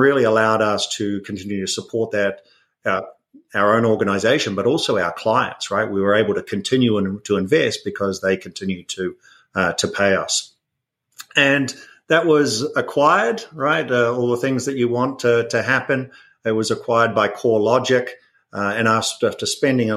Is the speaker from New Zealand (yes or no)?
yes; New Zealand; moved away as an adult; also born or lived in United Kingdom; now in United States; everyone might hear an accent. So I'm originally from New Zealand